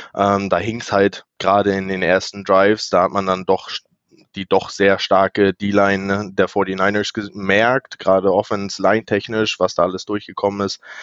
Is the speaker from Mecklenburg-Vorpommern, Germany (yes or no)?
yes; Rostock, Mecklenburg-Vorpommern, Germany; ich bin ein weiteres Nordlicht hier, also ich komme aus Rostock, ganz weit im Norden